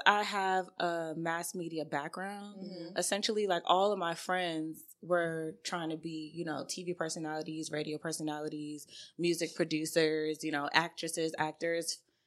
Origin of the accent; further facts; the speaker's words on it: New York City, New York, United States; moved away as an adult; now in Atlanta, United States; I am originally from Brooklyn, New York